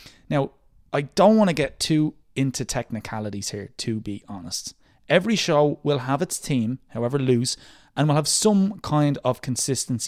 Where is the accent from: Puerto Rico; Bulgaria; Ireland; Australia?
Ireland; Dublin, Leinster; I'm from Drimna in the south of Dublin City